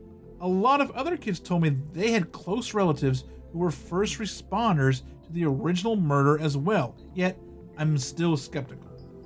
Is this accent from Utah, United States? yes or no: yes; Utah, United States; Kay's Cross is the stuff of legend where I grew up in Davis County.